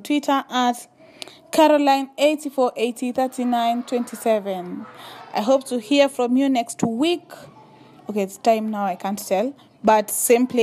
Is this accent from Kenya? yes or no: yes; Loitokitok, Kajiado County, Kenya; I come from Le Tok Tok and it's in the Maasai community